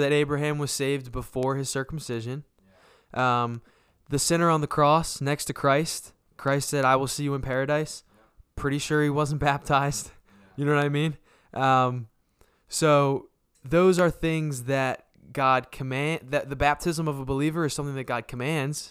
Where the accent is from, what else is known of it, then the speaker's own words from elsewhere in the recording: Voorhees, New Jersey, United States; moved away; also born or lived in Delaware / Aston, Pennsylvania; I grew up in Jersey because my main developing years of my childhood where I went to high school and met, met my, most of my friends would have been all in Jersey